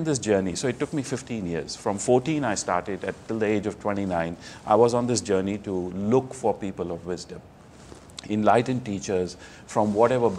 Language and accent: English; New Delhi, Delhi, India; moved away; I'm from India originally, mm-hmm. New Delhi. I was born into a business family